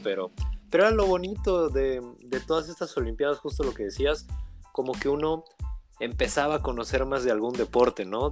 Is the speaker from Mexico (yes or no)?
yes; Mexico; como buenos mexicanos